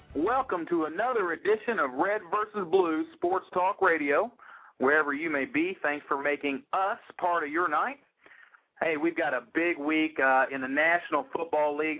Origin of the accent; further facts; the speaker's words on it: Indiana, United States; we're from Indiana.